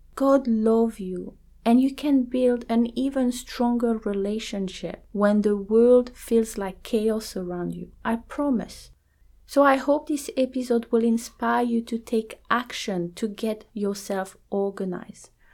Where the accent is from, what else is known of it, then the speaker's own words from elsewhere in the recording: New Zealand; I am from New Zealand